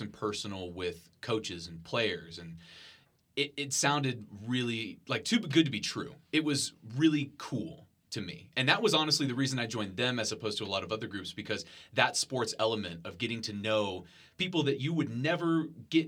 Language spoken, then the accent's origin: English; Marion, Texas, United States; moved away as an adult; now in Lubbock, United States; I grew up in Marion, Texas, which is a small town near San Antonio